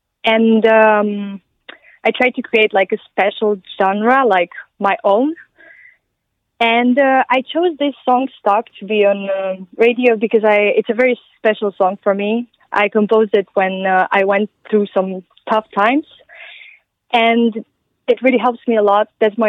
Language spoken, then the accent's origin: English; Transylvania, Romania; English is a second language; now in Denmark; I'm originally from Romania, from Transylvania.